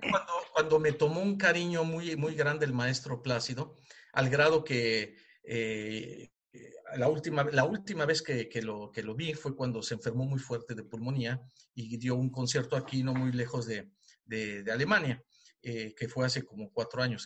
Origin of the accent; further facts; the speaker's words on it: Mexico; moved away as an adult; now in Germany; yo como mexicano, fuera de mi país